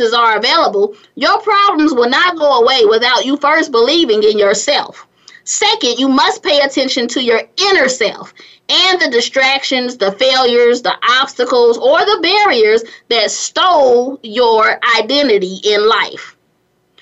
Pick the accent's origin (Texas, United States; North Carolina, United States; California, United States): California, United States; also born or lived in Gary, Indiana; now in Atlanta, United States; grew up in California